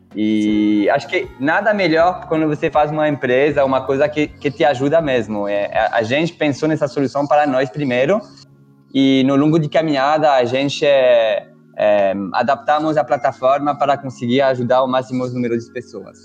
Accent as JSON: {"language": "Portuguese", "country": "France", "also_born_or_lived": "Switzerland", "accent": "French", "second_language": "Portuguese", "moved": "as an adult", "lives_now": "São Paulo, Brazil", "said": "eu sou francês, dá para ver com é o meu sotaque"}